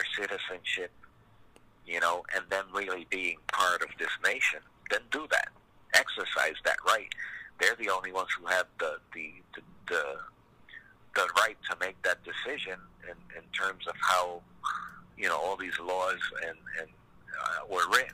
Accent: United States; my parents are Puerto Rican and I was born here in the United States

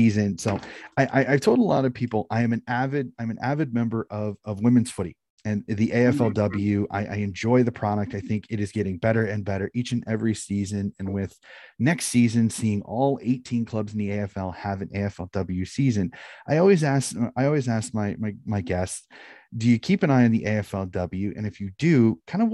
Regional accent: United States; being an American

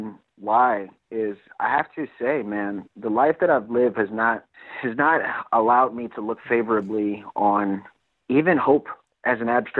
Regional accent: New York City, New York, United States; moved away as an adult; also born or lived in Coney Island; Before I served in the military, I grew up in Brooklyn

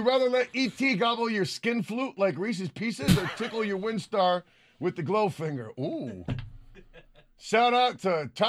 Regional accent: London, United Kingdom; …. I take it with me wherever I go.

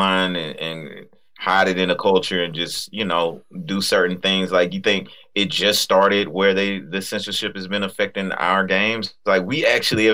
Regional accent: United States; I'm an American

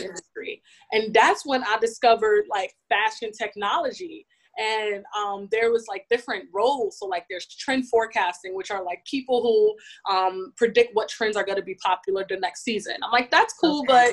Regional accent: New York City, New York, United States; born and raised in New York City, specifically Bronx

